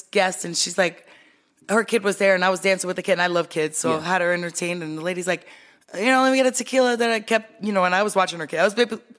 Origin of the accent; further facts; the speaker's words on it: New York City, New York, United States; now in Las Vegas, United States; I was raised in New York